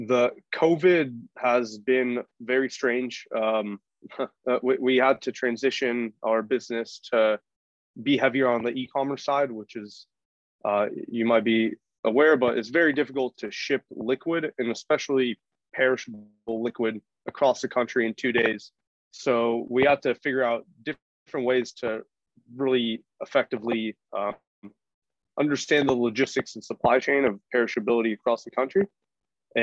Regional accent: San Francisco Bay Area, California, United States; I grew up in the San Francisco Bay Area

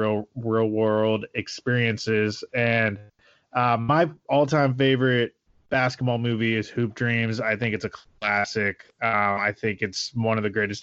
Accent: Oregon, United States; now in California, United States; My home state of Oregon

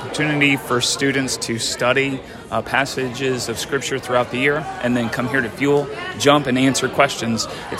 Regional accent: Virginia, United States; I'm from Virginia.

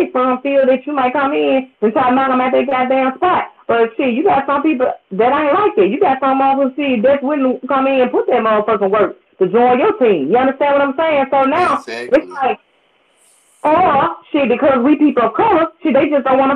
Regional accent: Memphis, Tennessee, United States; moved away; also born or lived in Baton Rouge, Louisiana; I'm from Memphis

